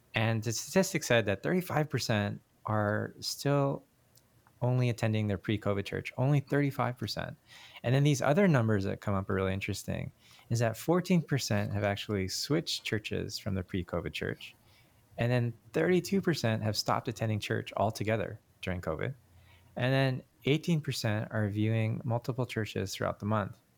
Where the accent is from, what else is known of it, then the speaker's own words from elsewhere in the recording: Canada; moved away; I was born in Canada, so I'm Korean Canadian.